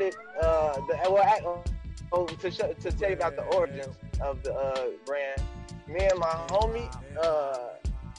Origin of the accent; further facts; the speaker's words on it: Chicago, Illinois, United States; I'm from the east side of Chicago, and everybody who was born and raised on the east side know what type of connection we have to our area